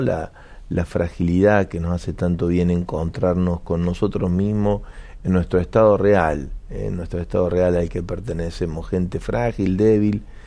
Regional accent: Argentina; como Argentina en particular

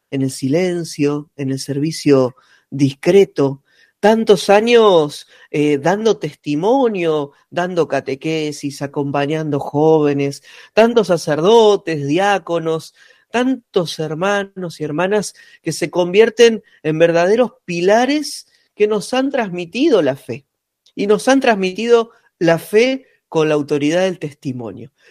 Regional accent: Punta Alta, Buenos Aires Province, Argentina; moved away; Mi ciudad natal, ah, donde estoy en este momento

